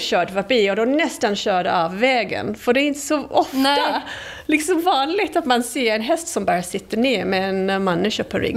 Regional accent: England, United Kingdom; Swedish is a second language; moved away as an adult; now in Sweden; Jag kommer från England.

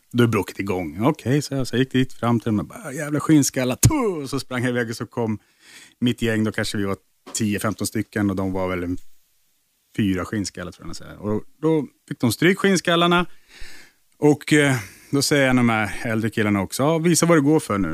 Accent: Nacka, Stockholm County, Sweden; uppe i Nacka där jag växte upp

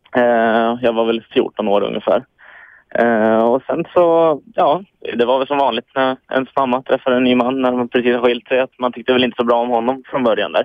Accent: Hudiksvall, Gävleborg County, Sweden; moved away as an adult; now in Stockholm, Sweden; Jag är uppvuxen uppe i Hudiksvall. Eh, mm. Eh, bor nu i Stockholm

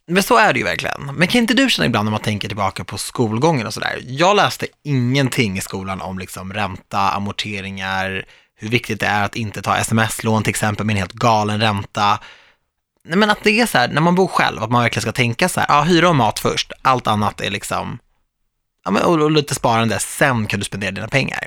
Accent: Stockholm, Stockholm County, Sweden; Jag är ju född och uppvuxen i Stockholm

